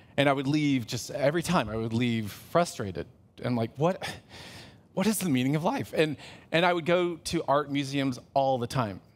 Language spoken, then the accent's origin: English; Los Angeles, California, United States; I'm from Los Angeles